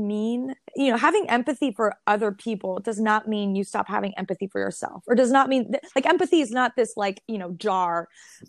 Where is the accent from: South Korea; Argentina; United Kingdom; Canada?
Canada; Montreal, Quebec; I'm from Montreal. I'm from Rosemont to Tatry